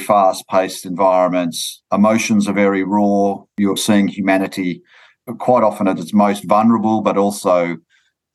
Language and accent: English; Sydney, New South Wales, Australia; I grew up in Sydney